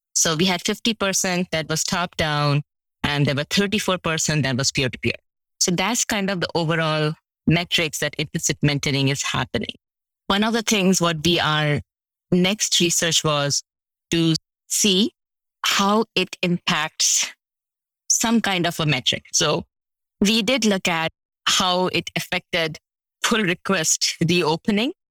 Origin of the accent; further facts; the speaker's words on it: India; now in United States; I'm from India